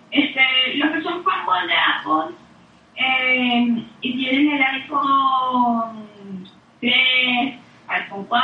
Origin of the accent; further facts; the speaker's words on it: Venezuela; accent: Venezuelan; yo no solo hablo venezolano.